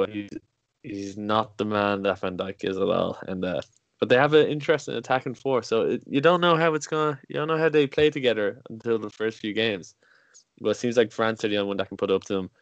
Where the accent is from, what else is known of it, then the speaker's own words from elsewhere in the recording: Ireland; I'm from Ireland